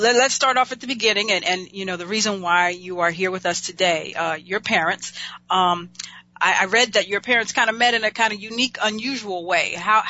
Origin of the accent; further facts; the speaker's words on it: Los Angeles, California, United States; me being a Los Angeles girl